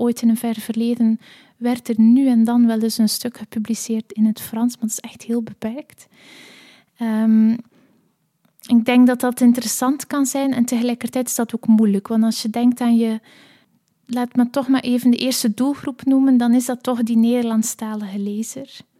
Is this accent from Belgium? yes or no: yes; Belgium; moved away; also born or lived in Leuven / Netherlands; ook als Belg